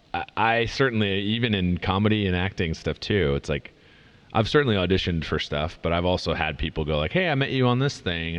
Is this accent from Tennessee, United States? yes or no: no; near Minneapolis, Minnesota, United States; moved away as an adult; also born or lived in Madison, Wisconsin; now in Los Angeles, United States; I grew up near Minneapolis